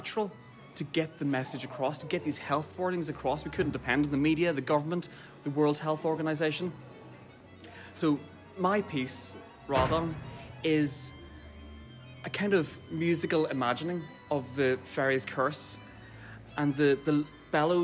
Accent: Derry, Northern Ireland, United Kingdom; now in Dublin, Ireland; I'm a composer and I'm based here in Dublin, but I'm from Derry

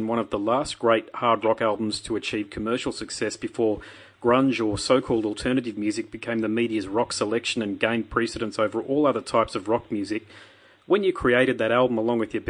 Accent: Maroochydore, Queensland, Australia; I'm from Maroochydore, which is nearby. Near Noosa.

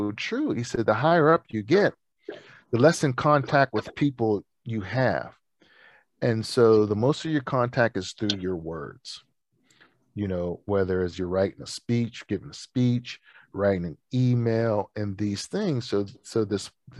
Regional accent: Pittsburgh, Pennsylvania, United States; my hometown of Pittsburgh

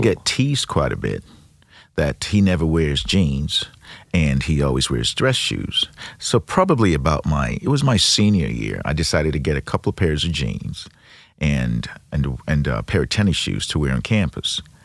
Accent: Nigeria; now in Saint Louis, United States; I'm originally from Nigeria, been in Saint Louis for thirty-four years

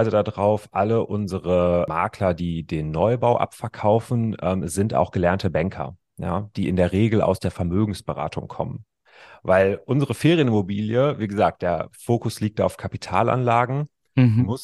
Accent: North Rhine-Westphalia, Germany; Also ich kann dir sagen, ich komme aus dem Ruhrgebiet, ja

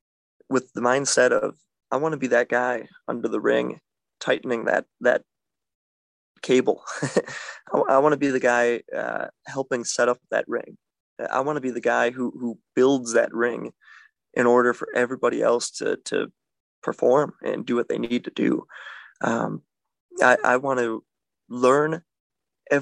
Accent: Milwaukee, Wisconsin, United States; I am from Milwaukee

